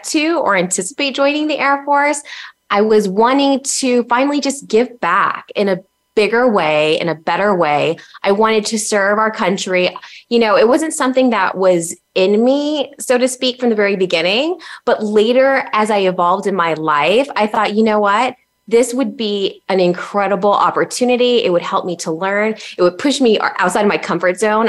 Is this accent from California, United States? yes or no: no; El Paso, Texas, United States; moved away as an adult; my hometown of El Paso, Texas